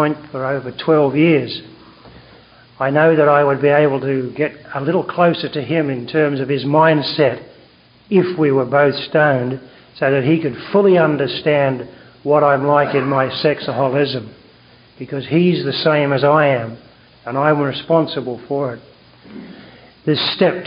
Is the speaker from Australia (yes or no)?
yes; Australia; accent: Australian; now in Vancouver, Canada; from Vancouver, BC, although I've got an Australian accent.